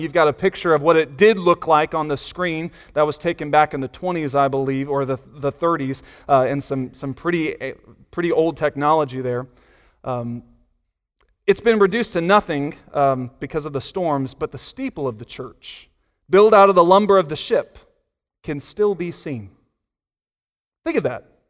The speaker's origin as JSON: {"language": "English", "town": "Virginia Beach", "region": "Virginia", "country": "United States", "tie": "born or raised there", "said": "I grew up in Virginia Beach"}